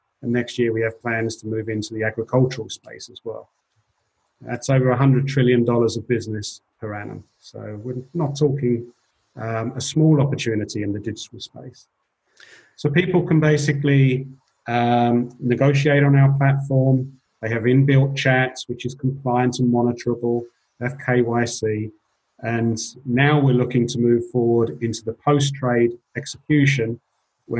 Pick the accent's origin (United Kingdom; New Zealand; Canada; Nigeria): United Kingdom; England; moved away as an adult; also born or lived in London; now in Switzerland; I'm an English guy